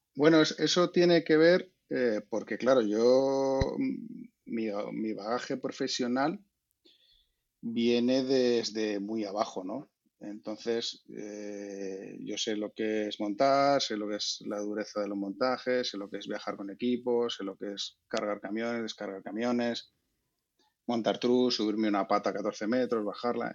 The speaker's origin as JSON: {"language": "Spanish", "town": "Valladolid", "region": "Castile and León", "country": "Spain", "said": "yo soy de Valladolid"}